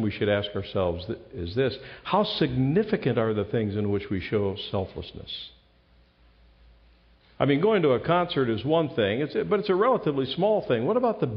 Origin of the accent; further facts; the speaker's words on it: Ohio, United States; moved away; I'm from Ohio